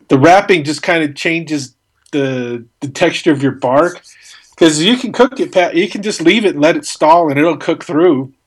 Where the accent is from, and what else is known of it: Albuquerque, New Mexico, United States; born or raised there